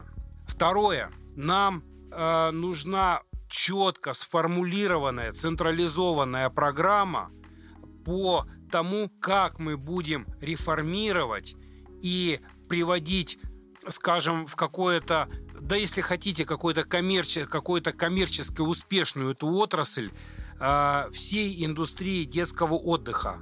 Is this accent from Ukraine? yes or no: yes; Ukraine; now in Russia; я сам украинец, приехал в 99 году в Россию